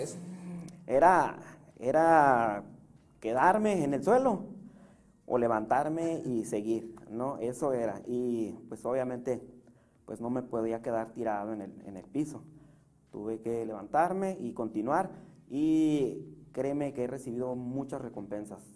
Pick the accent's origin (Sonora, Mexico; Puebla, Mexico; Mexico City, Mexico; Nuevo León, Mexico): Puebla, Mexico; also born or lived in San Salvador Huixcolotla; now in Tijuana, Mexico; soy de Puebla